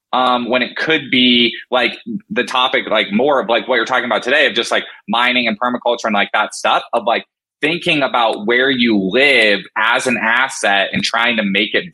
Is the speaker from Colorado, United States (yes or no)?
yes; Colorado, United States; born there; also born or lived in Florida / Washington; I was born in Colorado, lived in Florida when I was very, very little.